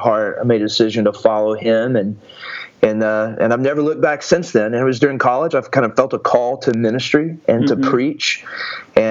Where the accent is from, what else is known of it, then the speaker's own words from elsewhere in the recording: Athens, Texas, United States; I was born in just a little small town in East Texas called Athens, Texas, and grew up there